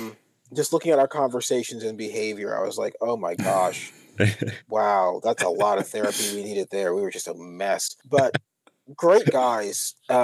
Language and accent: English; Philadelphia, Pennsylvania, United States; moved away as an adult; also born or lived in Washington, D.C. / Toledo, Ohio; now in Baltimore, United States; So I grew up in Philadelphia. I was there until the age of 18. I went to George Washington University. So I was in D.C. for 4 years and then we came to Baltimore for 3 years. Went out to Toledo for 3 years, then came back here.